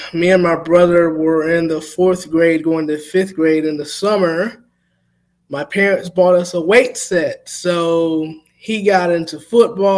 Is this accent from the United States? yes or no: yes; Thomaston, Georgia, United States; Growing up in Georgia